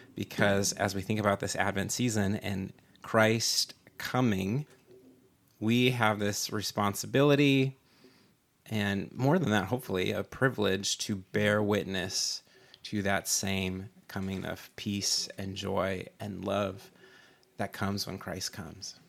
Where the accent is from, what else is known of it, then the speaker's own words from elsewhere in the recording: Minnesota, United States; moved away as an adult; now in San Diego, United States; I was born in Minnesota